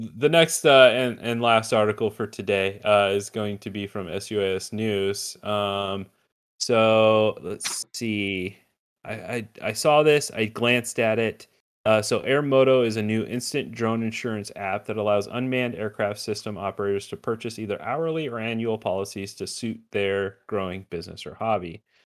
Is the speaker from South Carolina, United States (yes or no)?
no; Glendale, Arizona, United States; this is going to be in my hometown this year